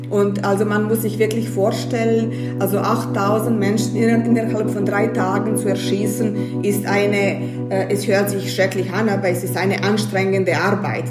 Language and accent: German; Banja Luka, Republika Srpska, Bosnia & Herzegovina; German is a second language; now in Graz, Austria; Gebürtig komme ich aus Bosnien, aus Banja Luka und ich habe Bosnien äh, 92 verlassen, als der Krieg angefangen hat.